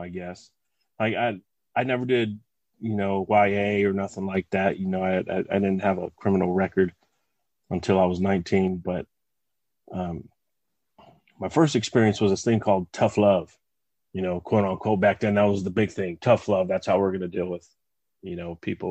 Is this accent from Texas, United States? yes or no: no; West Covina, California, United States; I was born and raised in West Covina, California